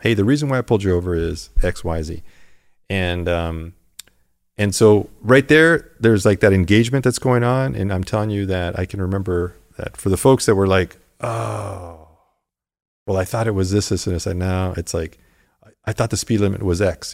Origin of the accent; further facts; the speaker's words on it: Tucson, Arizona, United States; also born or lived in Los Angeles, California; now in Santa Monica, United States; I got to live out that childhood dream in Tucson, Arizona